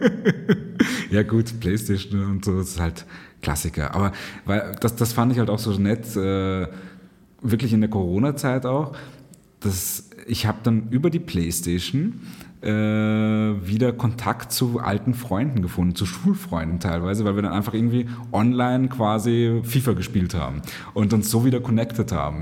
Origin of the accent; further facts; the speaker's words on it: Cairo, Cairo Governorate, Egypt; now in Vienna, Austria; ich bin in Kairo aufgewachsen